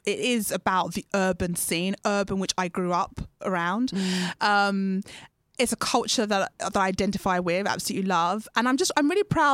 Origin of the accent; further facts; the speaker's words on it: United Kingdom; I'm British Ghanaian